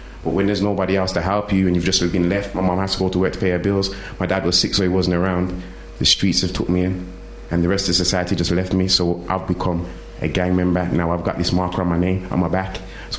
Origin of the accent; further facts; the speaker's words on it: Handsworth, West Midlands, United Kingdom; You see, when you're growing up where I come from, now I grew up in Handsworth. I went to school as a young black man.